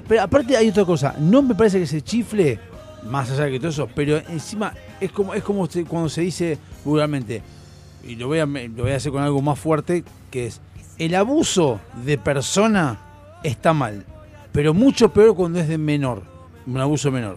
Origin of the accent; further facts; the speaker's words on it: Argentina; yo como argentino